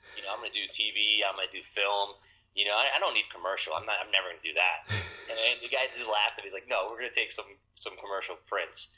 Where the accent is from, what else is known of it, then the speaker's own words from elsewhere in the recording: Connecticut, United States; moved away as an adult; now in New York, United States; I've been here for 15 years. I'm originally from Connecticut.